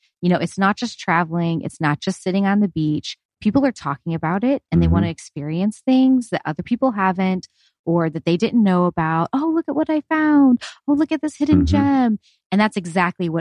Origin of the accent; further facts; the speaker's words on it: Houston, Texas, United States; moved away as an adult; also born or lived in Pensacola, Florida; now in New Mexico, United States; I grew up in Houston and we grew up vacationing in Perdido Key